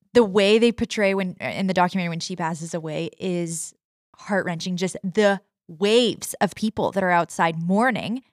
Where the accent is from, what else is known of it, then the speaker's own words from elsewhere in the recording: California, United States; also born or lived in Nashville, Tennessee; now in Manitoba, Canada; I was born in California, raised there for most of my life